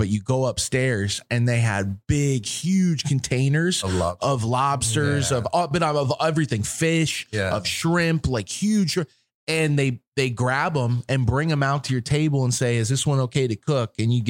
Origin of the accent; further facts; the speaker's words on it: Florida, United States; coming from out of town, I'm from Florida, man. We get the best seafood in Florida.